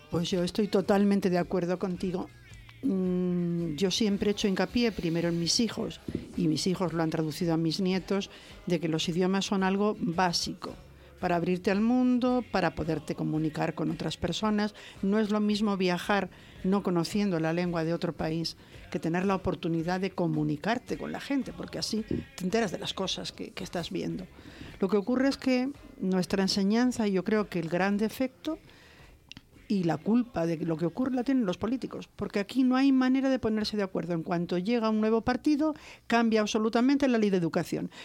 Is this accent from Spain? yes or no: yes; Spain; yo soy española